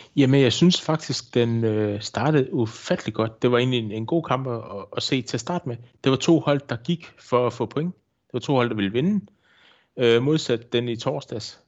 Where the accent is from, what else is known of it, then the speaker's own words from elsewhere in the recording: Odense, Southern Denmark, Denmark; moved away as an adult; now in Vojens, Denmark; jeg bor i Vojens. Jeg er tilflytter fra Odense, har boet hernede i 25 år efterhånden